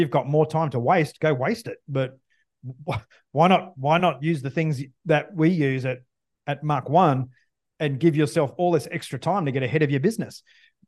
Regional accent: Australia; as an Australian fighter pilot

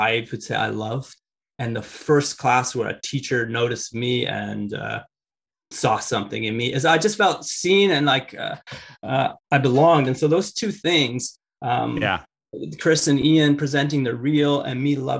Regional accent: Richmond, British Columbia, Canada; I grew up in Richmond. That's where the airport is.

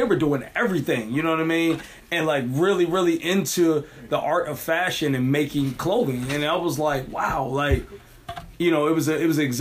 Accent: Maryland, United States; I'm from D.C., man. I'm from Maryland. Like, I'm from Fiji County.

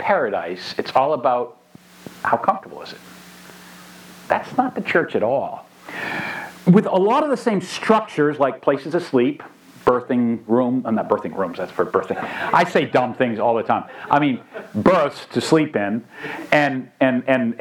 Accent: New Hampshire, United States; I grew up here in New Hampshire in a pastor's old Baptist church

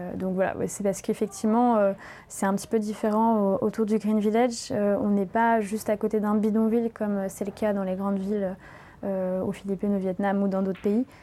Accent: Paris, Île-de-France, France; moved away as an adult; je viens de Paris

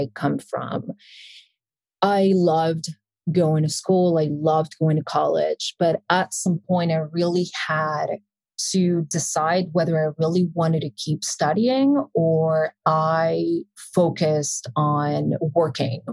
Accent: Buenos Aires, Argentina; first language Spanish; English is a second language; moved away; I was born and raised in Buenos Aires, Argentina

